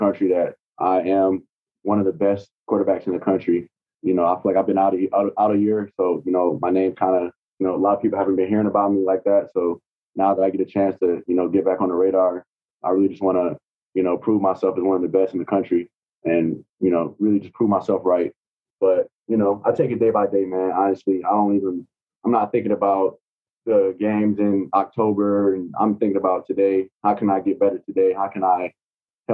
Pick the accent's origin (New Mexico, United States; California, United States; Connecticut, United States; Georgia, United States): Georgia, United States; Atlanta; now in Tampa, United States; I'm from Atlanta